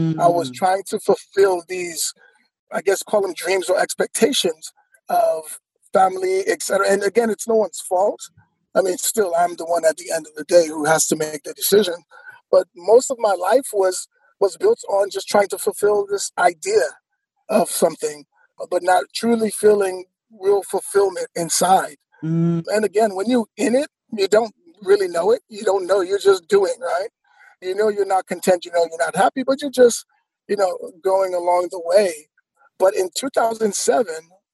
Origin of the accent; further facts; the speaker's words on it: New York City, New York, United States; also born or lived in Florida / North Carolina; now in Oregon, United States; I was born in New York City, grew up in Queens